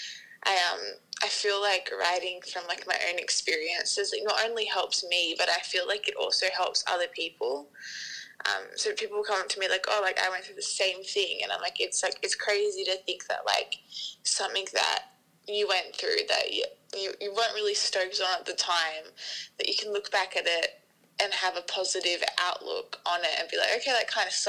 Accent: Sydney, New South Wales, Australia; We are from Sydney, Australia

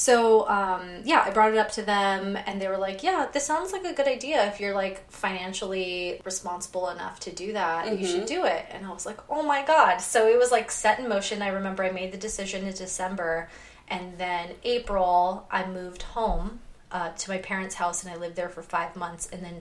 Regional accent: Victorville, California, United States; moved away as an adult; also born or lived in Huntington Beach, California; now in San Francisco, United States; I grew up in Victorville, which is in San Bernardino County

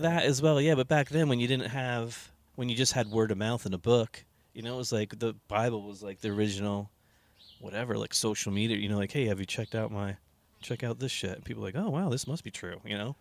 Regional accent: United States; we grew up in New Jersey, New York

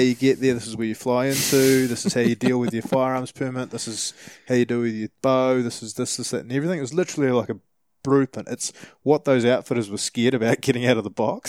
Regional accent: New Zealand; we're from New Zealand

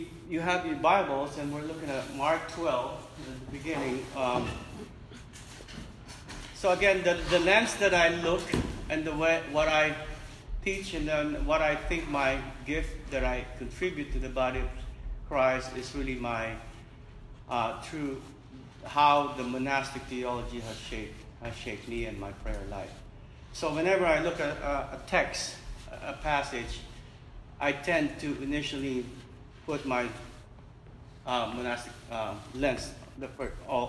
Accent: Manila, Metro Manila, Philippines; I was born in Manila, in the Philippines, in the Pacific

